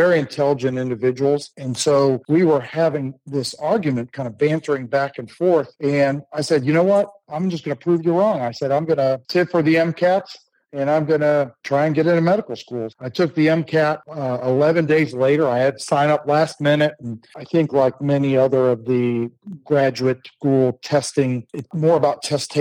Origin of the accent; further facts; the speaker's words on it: Akron, Ohio, United States; now in Oklahoma City, United States; I grew up in Northeast Ohio